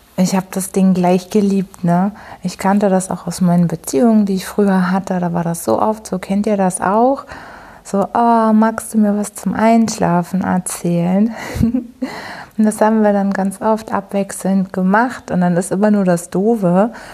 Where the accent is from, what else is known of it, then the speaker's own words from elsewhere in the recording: Hamburg, Germany; ich komme aus Hamburg